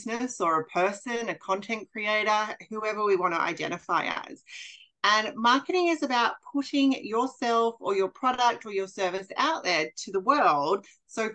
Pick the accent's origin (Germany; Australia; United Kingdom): Australia; also born or lived in Bali; I am an Australian who currently lives in Queensland